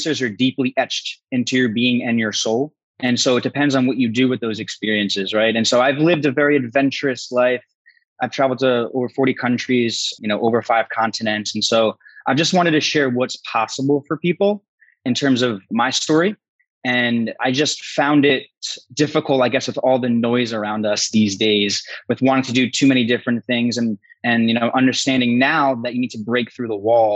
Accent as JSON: {"language": "English", "region": "New Jersey", "country": "United States", "also_born_or_lived": "San Diego", "moved": "as an adult", "said": "I'm originally from the Northeast, New Jersey."}